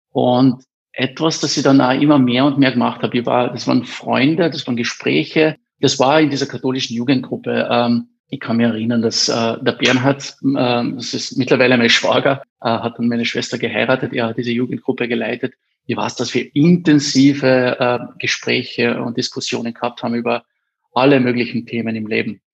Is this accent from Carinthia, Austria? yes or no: yes; Eberndorf, Carinthia, Austria; ich bin in Eberndorf aufgewachsen